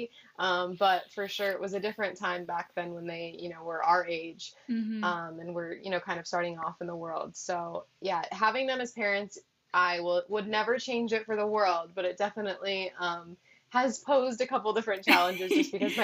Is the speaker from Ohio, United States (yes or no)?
no; South Dakota, United States; I'm from South Dakota. So I grew up on a hunting camp, actually